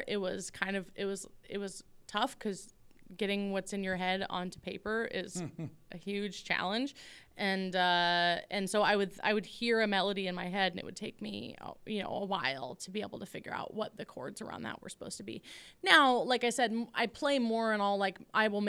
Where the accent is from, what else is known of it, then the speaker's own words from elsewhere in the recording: the Northwest, Pacific Northwest, United States; I'm still really happy that I'm from the Northwest. I love being home